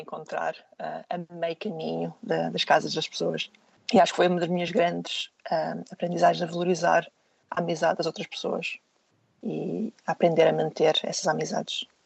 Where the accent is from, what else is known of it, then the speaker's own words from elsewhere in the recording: Portugal; moved away; ser alguém a viver fora do meu país